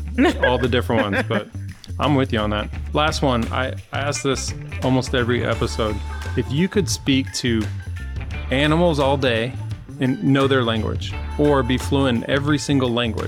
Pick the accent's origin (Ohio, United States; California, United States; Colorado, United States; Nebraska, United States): Nebraska, United States; I'm from Nebraska.